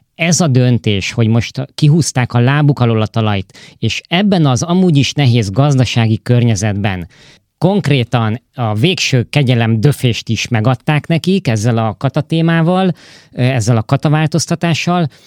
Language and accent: Hungarian; Hungary; moved away; külföldön élő és dolgozó magyarok vagyunk